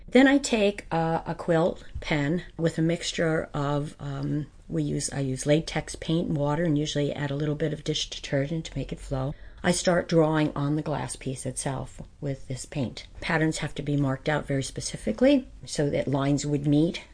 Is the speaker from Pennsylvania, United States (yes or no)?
yes; White Mills, Pennsylvania, United States; I grew up in White Mills.